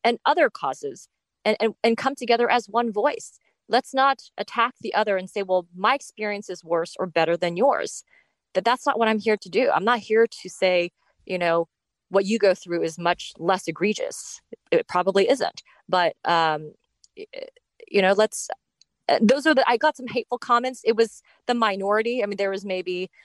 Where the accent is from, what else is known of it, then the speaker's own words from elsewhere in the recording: United States; accent: American; which is an American accent because I was born and raised here